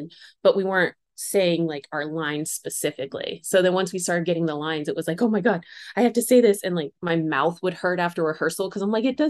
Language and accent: English; Arizona, United States; also born or lived in Oklahoma / Phoenix, Arizona; So I was born technically in Phoenix, lived in Oklahoma for like 5 years, and then went back to Arizona and was raised there.